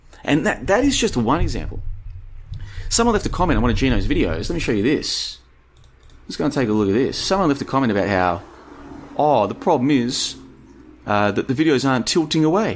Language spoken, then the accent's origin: English; Australia; now in Bulgaria; I grew up in Australia. I've been around Asia. Now I'm here in Europe.